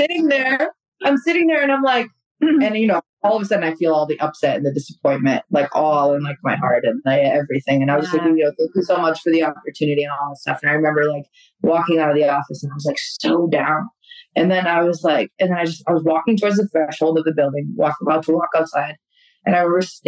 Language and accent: English; Albania; moved away; I come from Albania, like in Europe